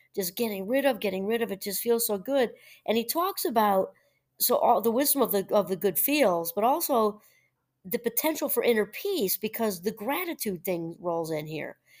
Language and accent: English; New Paltz, New York, United States; moved away; I'm originally from New York, and that's, and New Paltz, about an hour out of Manhattan